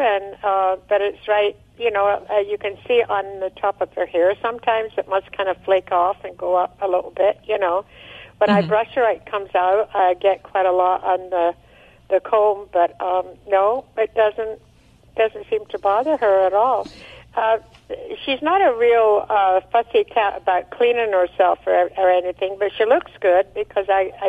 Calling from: San Luis Obispo, California, United States; San Luis Obispo on the Central Coast, California.

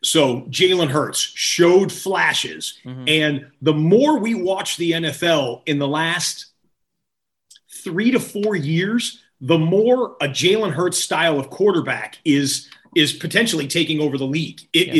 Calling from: Los Angeles, California, United States; In fact, I'm joining you from Los Angeles, right? Hollywood, Tinseltown, all that.

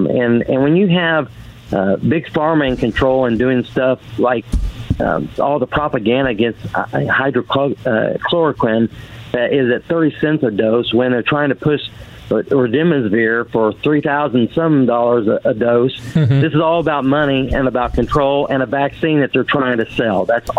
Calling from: Oklahoma, United States; I'm from Oklahoma.

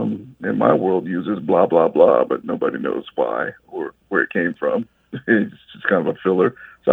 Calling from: Atlanta, Georgia, United States; How are you? I'm calling from Atlanta, Georgia.

